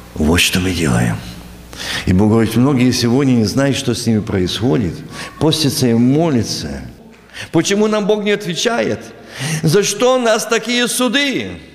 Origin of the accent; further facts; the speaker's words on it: Ukraine; moved away as an adult; also born or lived in New York, United States; Я ж с Украины недавно приехал